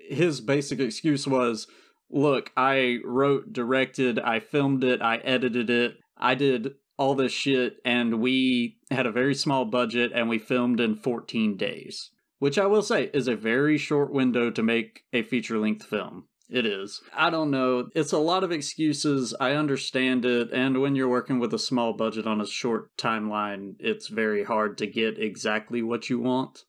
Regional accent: South Georgia, United States; I'm from South Georgia and never took French

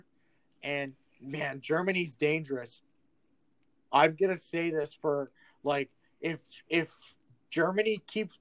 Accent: Canada; I'm Canadian

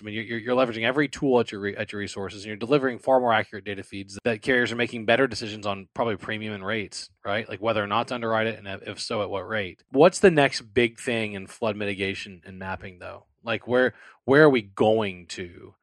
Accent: New Orleans, Louisiana, United States; now in Houston, United States; I'm from the New Orleans area. I live in the Houston area.

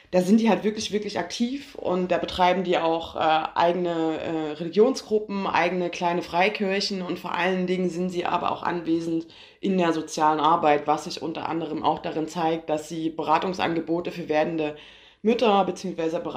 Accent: Saxony, Germany; moved away as an adult; weil ich komme ja aus dem Erzgebirge und wurde auch geboren und habe da 20 Jahre lang gelebt

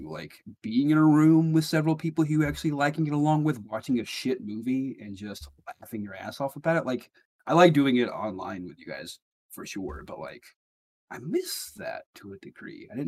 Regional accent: the South, United States; Elle and I both read those coming up because we're from the South.

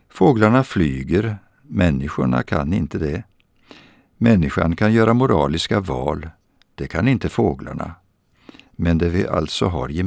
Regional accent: Östergötland, Sweden; Jag vill för en stund ta med er till mitt, min barndom på Östgötaslätten Utefter sjön Vättern

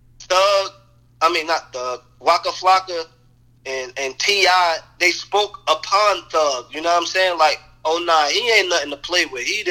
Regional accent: New Jersey, United States; now in North Carolina, United States; I never claimed North Carolina. Like, I'm from Jersey.

